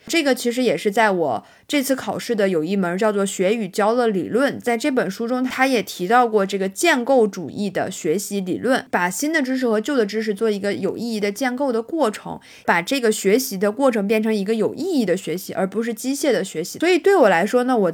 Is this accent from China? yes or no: yes; Northeast China, China; accent: Northeastern (Dongbei) dialect; 我们东北话叫白话